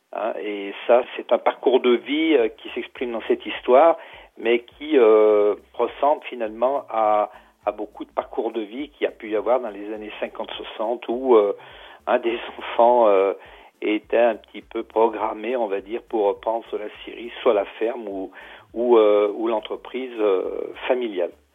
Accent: Pilat, above Saint-Étienne, Auvergne-Rhône-Alpes, France; moi, je suis originaire du Pila, au-dessus de Saint-Étienne

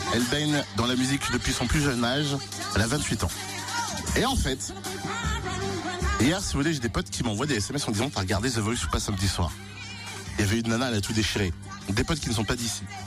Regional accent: Cergy, Île-de-France, France; C'est juste à côté de Sergi Pontoise, là où j'ai grandi

